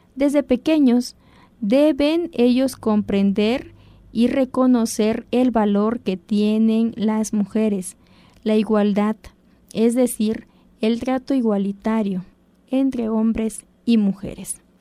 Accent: Zapotec, Oaxaca, Mexico; first language Zapotec; Spanish is a second language; tanto en nuestra lengua natal el zapoteco como en español

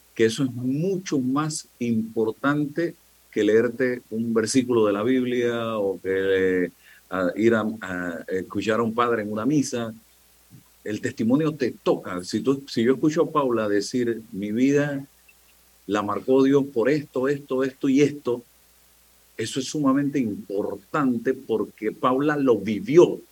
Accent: the interior of the Republic, Panama; moved away; yo que vengo del interior de la República

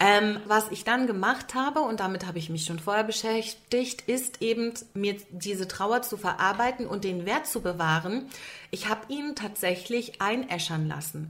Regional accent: Berlin, Germany; seit an Beginn meiner Tage sitze ich in Berlin

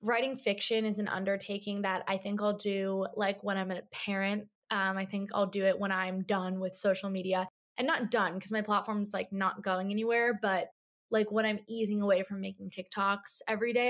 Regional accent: New Jersey, United States; moved away as an adult; also born or lived in Michigan; now in New York City, United States; I grew up in Jersey.

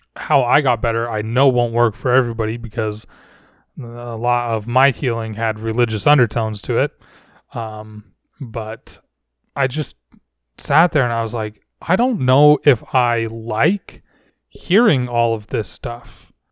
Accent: Layton, Utah, United States; I grew up in a city called Layton

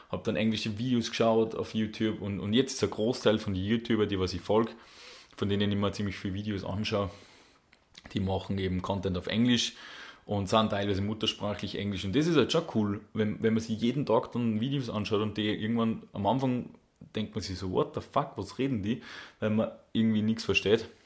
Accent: Salzburg, Austria; accent: Salzburg dialect; die verstehen ja unseren, unseren österreichischen Salzburger Dialekt jetzt nicht unbedingt so gut.

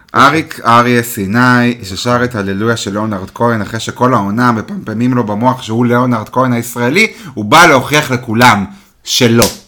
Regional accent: the Krayot, Haifa District, Israel; אני גדלתי בקריות

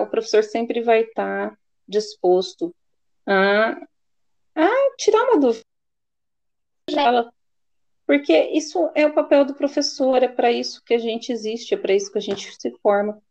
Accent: Presidente Prudente, São Paulo, Brazil; que é próximo à minha região, que eu sou de Presidente Prudente

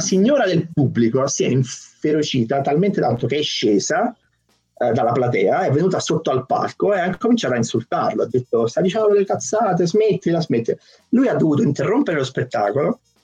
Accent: Naples, Campania, Italy; now in Prague, Czech Republic; sono di Napoli

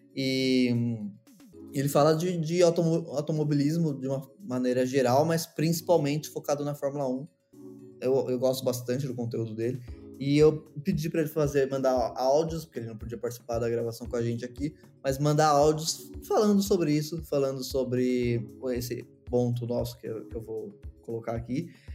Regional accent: Brazil; eu sou brasileiro

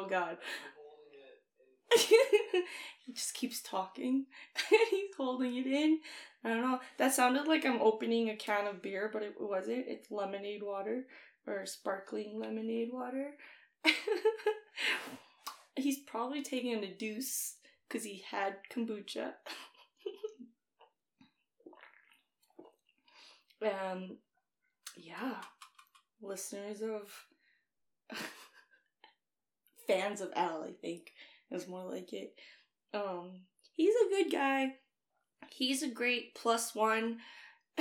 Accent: Winnipeg, Manitoba, Canada; I'm from Winnipeg

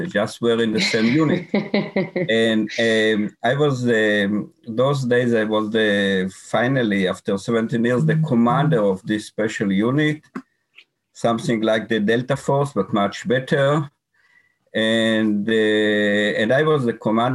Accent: Jezreel Valley, Northern District, Israel; I grew up in the Valley of Israel, and later on joined the military.

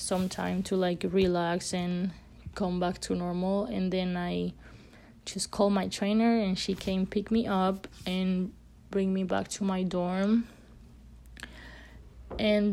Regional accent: Spain; moved away as an adult; I'm from Spain, so my parents obviously were not here

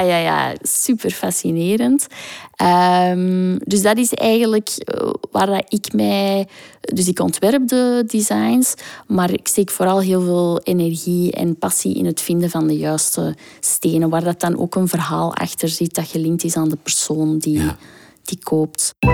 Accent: Botswana; moved away; also born or lived in South Africa / Kenya; In Zuid-Afrika. En ik ben opgegroeid in Botswana.

